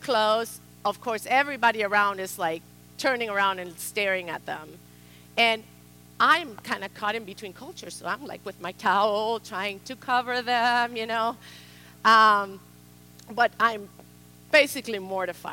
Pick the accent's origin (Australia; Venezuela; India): Venezuela; moved away as an adult; also born or lived in South Carolina, United States / Georgia, United States; now in Portland, United States; I was born in Venezuela to German parents, the fourth daughter to a family of four girls. And growing up in Venezuela with German roots